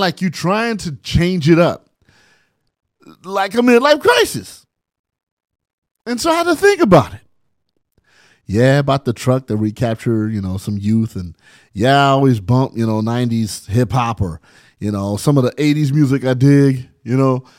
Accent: San Bernardino, California, United States; my childhood growing up in San Bernardino.

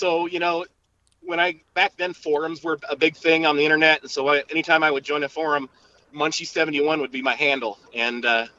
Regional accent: Ottumwa, Iowa, United States; So I was born and raised in Southeast Iowa, medium-sized town of Ottumwa.

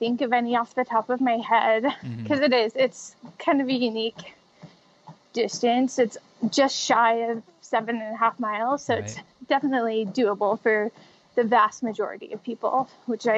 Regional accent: Spokane, Washington, United States; Spokane, Washington, where it's my hometown. It's where I still live.

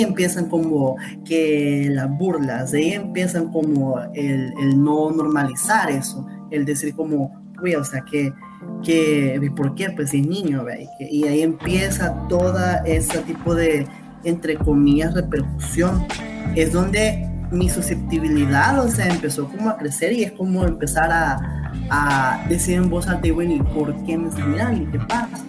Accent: El Salvador; Somos cálidos como salvadoreños y salvadoreñas

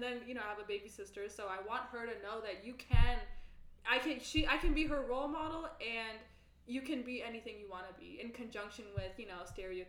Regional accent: NoVA, Virginia, United States; now in Atlanta, United States; Growing up in Nova and seeing always these huge, huge mansions and growing up and above average house sizes

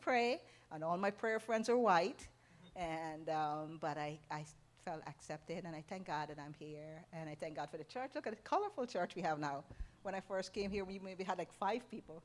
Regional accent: Guyana; moved away as an adult; also born or lived in New York; now in United States; 31 years ago, we came from Guyana to America. We came to New York. In our country, in Guyana

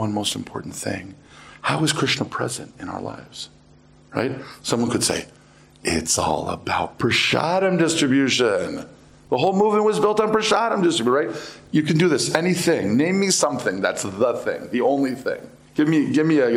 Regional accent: United States; I am American

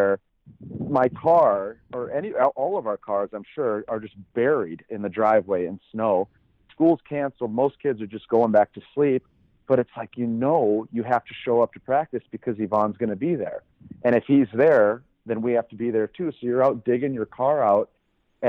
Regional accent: Minnesota, United States; I'm from Minnesota

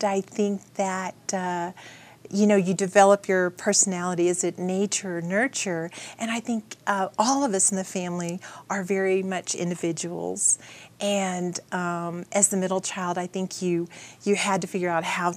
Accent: Corpus Christi, Texas, United States; moved away as an adult; now in Aspen, United States; I grew up in Corpus Christi, Texas.

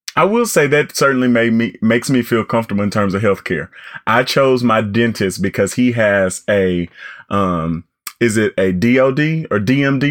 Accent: Arkansas, United States; I'm from Arkansas and very proud to be

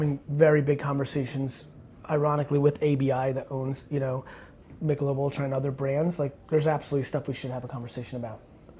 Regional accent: Russia; being Russian, I was born in the Soviet Union, that's like a sad place.

